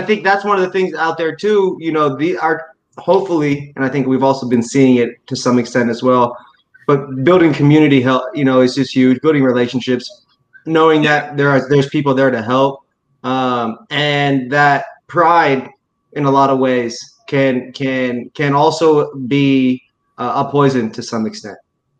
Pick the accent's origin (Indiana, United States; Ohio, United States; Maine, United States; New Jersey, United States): Indiana, United States; also born or lived in Texas; I grew up in Indiana and people weren't always honest with themselves. And then I grew up in Texas, it's a similar situation.